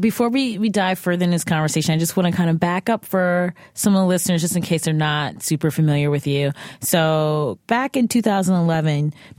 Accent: Cleveland, Ohio, United States; I'm from Cleveland.

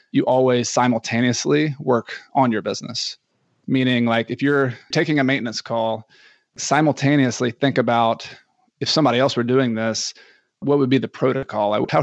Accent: Ecuador; And I am from Ecuador.

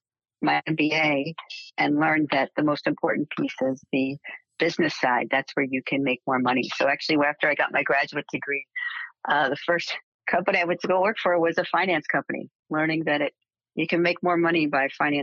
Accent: outside of Cleveland, Northeast Ohio, United States; I grew up in Northeast Ohio, outside of Cleveland.

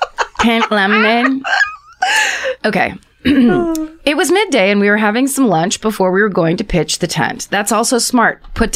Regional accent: New England, United States; Don't worry, I'm from New England. Everything is wet and I wasn't worried about wildfires.

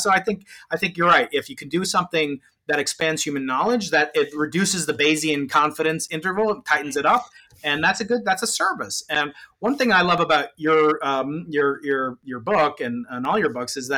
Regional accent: San Diego, California, United States; I'm from San Diego.

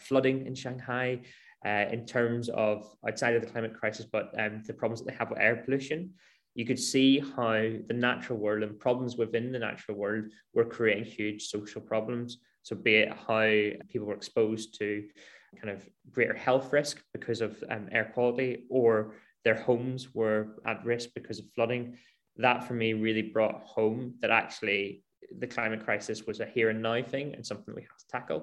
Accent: Northern Ireland, United Kingdom; I grew up in Northern Ireland in kind of a rural area.

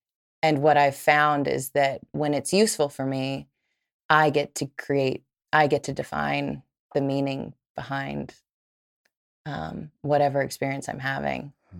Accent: the Bible Belt, United States; I grew up in the Bible Belt, right?

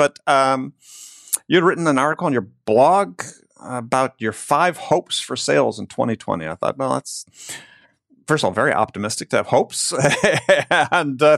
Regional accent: Wisconsin, United States; growing up in Wisconsin

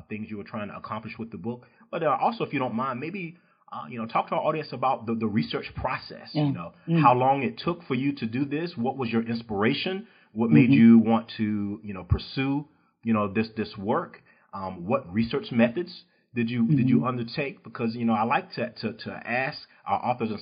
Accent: East Coast, United States; now in Texas, United States; I'm from the East Coast.

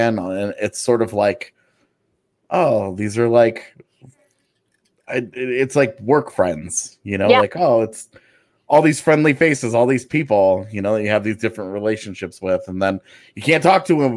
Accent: Texas, United States; moved away; growing up in Texas, like high school football, huge there

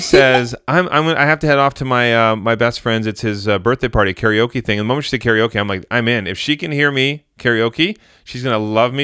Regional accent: Vancouver, British Columbia, Canada; I'm from Vancouver

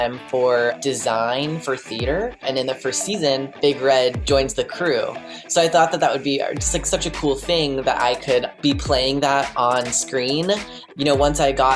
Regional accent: United States; I grew up right outside of New York City

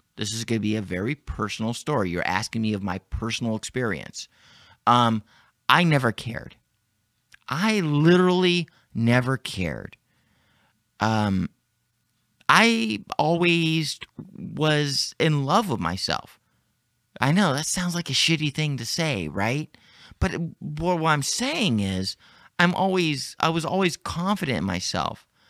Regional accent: Dallas, Texas, United States; in my hometown

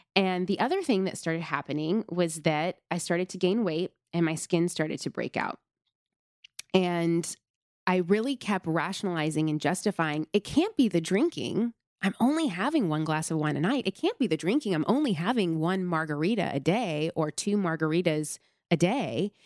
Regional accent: Nashville, Tennessee, United States; I grew up in the South. I grew up in Tennessee. grew up predominantly in Nashville, Tennessee

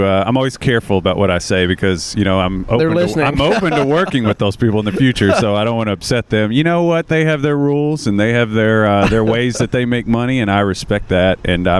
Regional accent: Cox's Creek, Kentucky, United States; I grew up just outside of Louisville, just to prove that I am from here. And around Mount Washington, I'm from like a little congested area called Cox's Creek, which is in between Mount Washington and Bardstown in a little valley.

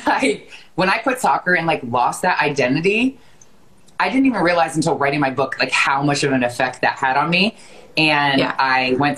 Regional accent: Westerville, Ohio, United States; you are from my hometown and we went to the same high school

